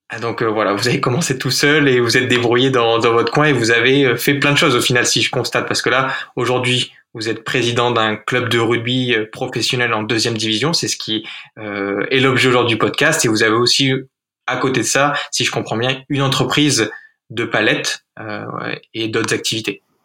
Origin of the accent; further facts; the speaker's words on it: Arcachon Basin, Nouvelle-Aquitaine, France; je viens du bassin d'Arcachon